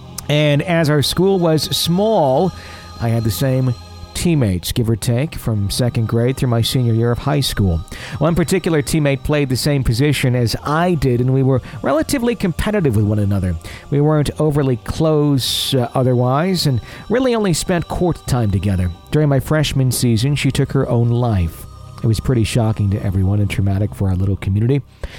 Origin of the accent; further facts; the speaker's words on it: Wisconsin, United States; I'm an attorney and a real estate agent in Wisconsin. Ah, my hometown or my home state happens to be an area of my practice.